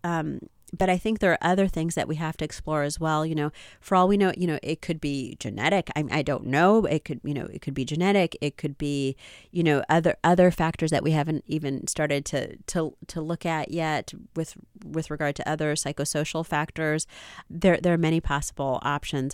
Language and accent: English; United States; I was born here in the United States, but my parents are from, uh, those other countries